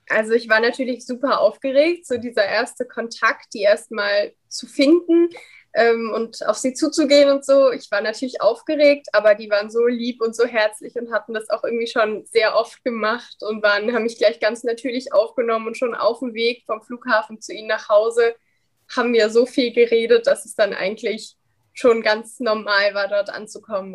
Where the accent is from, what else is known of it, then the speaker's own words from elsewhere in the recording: Dresden, Saxony, Germany; ich komme ja aus Dresden.